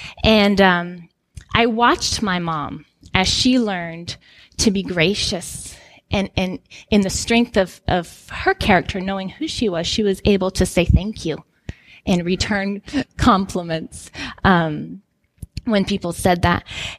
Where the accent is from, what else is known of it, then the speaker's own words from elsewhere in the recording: Guinea; some of you know that I grew up in Guinea, West Africa. So my parents are missionaries.